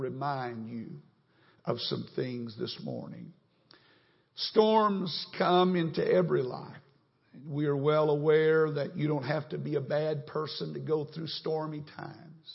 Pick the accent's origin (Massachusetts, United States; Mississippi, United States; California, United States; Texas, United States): Texas, United States; North; moved away as an adult; now in Houston, United States; I grew up in North Texas